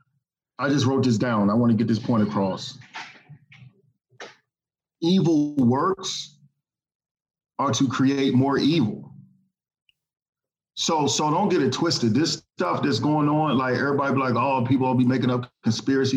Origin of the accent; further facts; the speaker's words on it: Washington, District of Columbia, United States; moved away; also born or lived in the South; I was born in Washington, D.C. I finished high school in the South